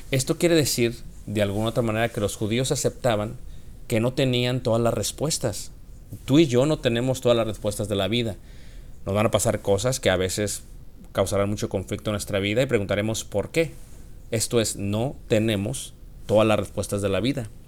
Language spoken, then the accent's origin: Spanish; Mexico; Esto es muy diferente a la manera que lo vemos los occidentales y yo soy mexicano, la manera que lo vemos los mexicanos.